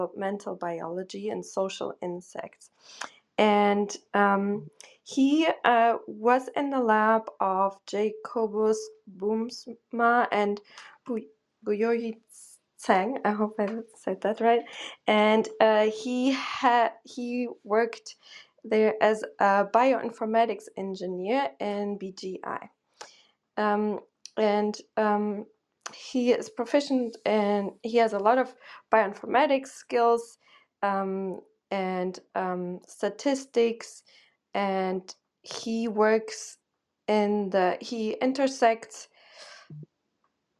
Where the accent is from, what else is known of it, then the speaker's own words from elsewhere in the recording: Germany; moved away; I grew up in Germany